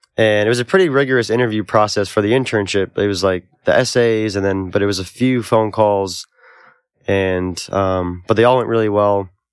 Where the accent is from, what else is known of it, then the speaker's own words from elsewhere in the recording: Albany, New York, United States; also born or lived in Oneonta, New York; growing up in Albany and then going to school at SUNY Oneonta